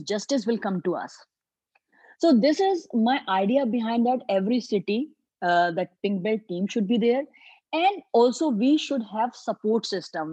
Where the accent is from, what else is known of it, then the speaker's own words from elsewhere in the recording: Agra, Uttar Pradesh, India; agra city which is my hometown